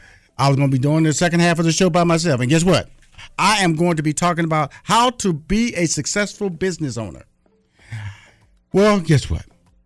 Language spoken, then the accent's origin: English; Texas, United States